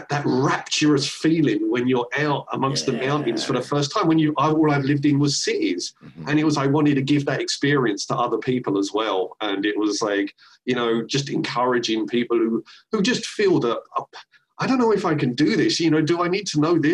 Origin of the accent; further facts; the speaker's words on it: London, United Kingdom; moved away; also born or lived in San Francisco / Seattle; I'm from London and then going living in San Francisco and then living in Seattle.